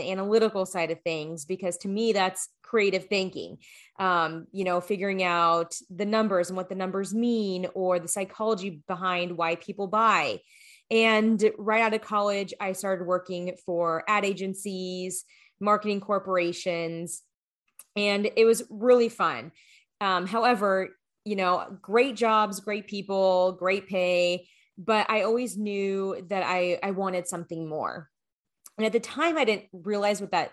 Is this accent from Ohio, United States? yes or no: no; Phoenix, Arizona, United States; moved away as an adult; also born or lived in Colorado / Los Angeles, California / New York; I was born and raised in Phoenix, Arizona